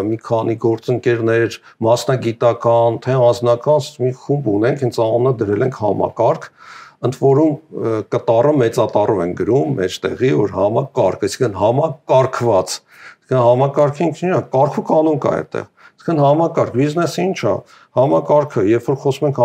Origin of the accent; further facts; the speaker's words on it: Yerevan, Armenia; Ես Երևանում եմ ծնվել